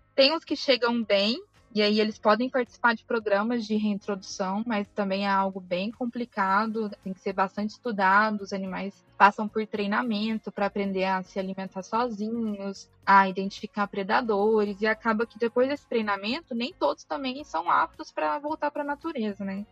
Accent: Uberlândia, Minas Gerais, Brazil; moved away as an adult; now in São Paulo, Brazil; Eu sou de Uberlândia, me formei na Universidade Federal de Uberlândia, tem dois anos

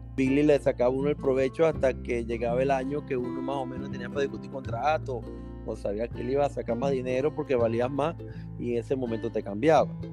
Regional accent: Venezuela; moved away; yo salí de Venezuela mucho tiempo

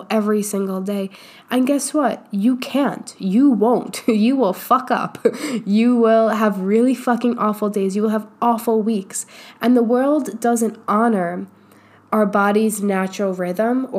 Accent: New York, United States; now in Austin, United States; I grew up in New York

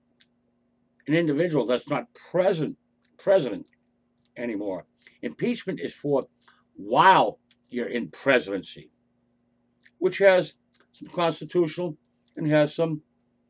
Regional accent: United States; we as American citizens

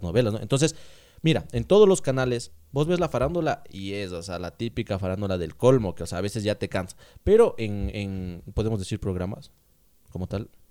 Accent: Ambato, Tungurahua, Ecuador; Somos ambateños ecuatorianos

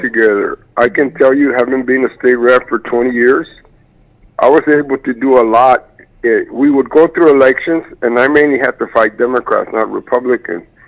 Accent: Crystal City, Texas, United States; Zavala County, my hometown, Crystal City

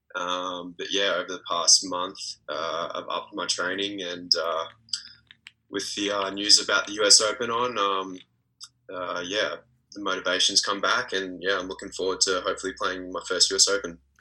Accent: Australia; also born or lived in Belgrade, Serbia; being an Australian tennis player.

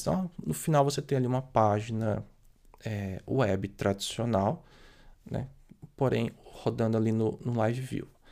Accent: Brazil; por ser brasileiro

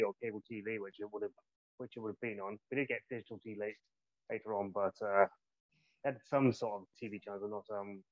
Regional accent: Gloucestershire, South West England, United Kingdom; I'm from Gloucestershire.

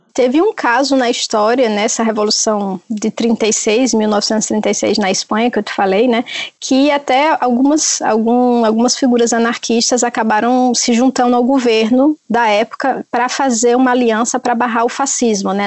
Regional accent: Northeast Region, Brazil; moved away; eu sou do Nordeste

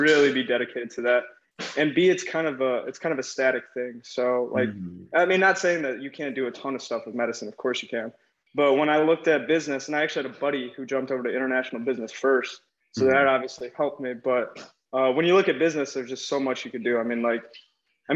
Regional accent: Morris, Illinois, United States; So I was born and raised in Morris, Illinois

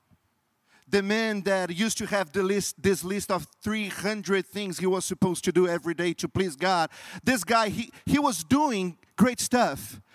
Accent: Brazil; English is a second language; moved away; I'm not from U.S. I'm from Brazil, and Brazil is a very Catholic country. So during my entire life, I was trained

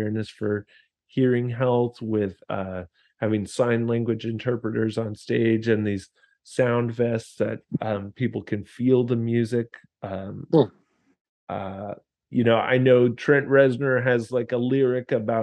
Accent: United States; I was American

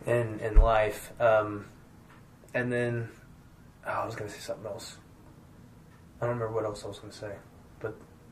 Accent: Midwest Missouri, United States; accent: southern; I'm from Midwest Missouri.

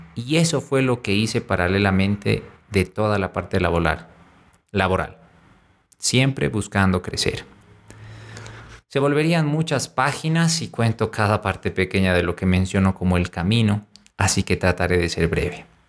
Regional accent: La Paz, Bolivia; aquí en La Paz, Bolivia, mi ciudad natal

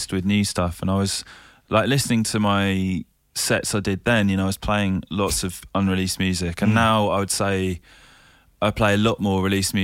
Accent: London, United Kingdom; also born or lived in Kent; I grew up in London, and then my parents moved to Kent.

